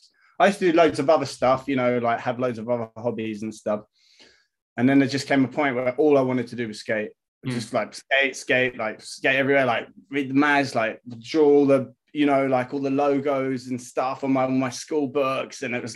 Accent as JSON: {"language": "English", "country": "Hong Kong", "tie": "born or raised there", "said": "Like, I grew up in Asia, man. So I grew up in Hong Kong, and I used to skate streets there."}